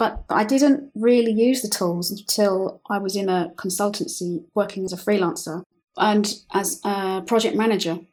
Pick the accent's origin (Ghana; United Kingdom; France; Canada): United Kingdom; London; moved away as an adult; now in Madrid, Spain; I'm from London